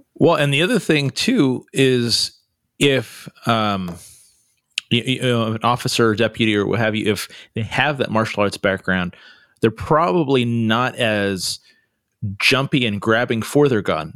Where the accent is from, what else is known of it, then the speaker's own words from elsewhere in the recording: California, United States; I'm a Californian, so, you know, I, I say things a little differently